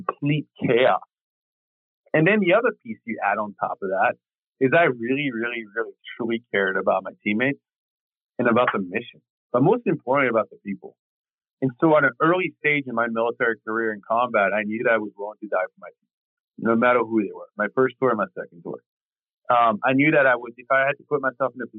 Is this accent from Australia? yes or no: no; France; now in United States; growing up in the neighborhoods I grew up in France